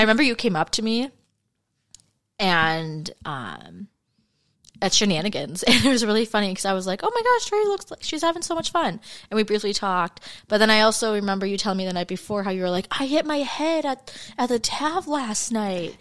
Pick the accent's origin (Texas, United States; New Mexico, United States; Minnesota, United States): Minnesota, United States; We're actually from Minnesota